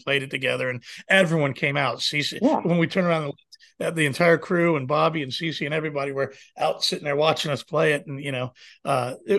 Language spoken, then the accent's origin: English; Manassas, Virginia, United States; I'm a hometown guy, and I never left my hometown